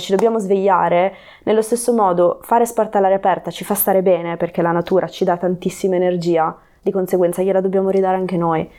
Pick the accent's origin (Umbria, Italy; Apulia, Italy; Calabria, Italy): Calabria, Italy; Reggio Calabria; moved away as an adult; also born or lived in North Wales / Cornwall; now in Genoa, Italy; io quindi sono nata e cresciuta a Reggio Calabria